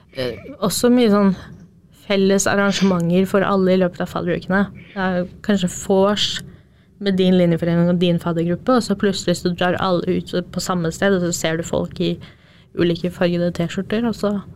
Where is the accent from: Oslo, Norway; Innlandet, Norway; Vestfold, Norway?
Innlandet, Norway; Jevnaker; moved away as an adult; now in Trondheim, Norway; er opprinnelig fra Jevnaker, et lite sted på Østlandet